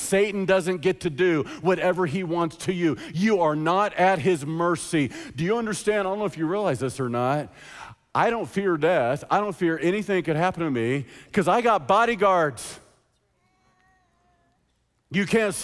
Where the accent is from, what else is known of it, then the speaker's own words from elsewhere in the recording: United States; As American Christians